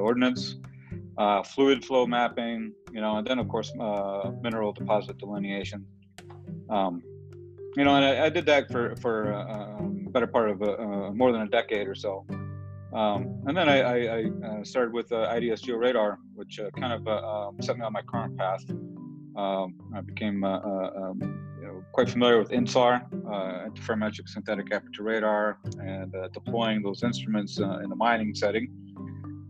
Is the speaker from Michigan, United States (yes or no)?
yes; Detroit, Michigan, United States; now in Denver, United States; I grew up in Michigan, the Detroit area